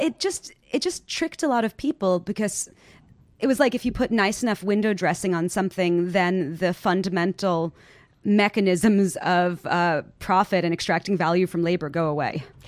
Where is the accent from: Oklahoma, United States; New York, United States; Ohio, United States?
New York, United States; New York City; I'm from New York. I'm from far Rockaway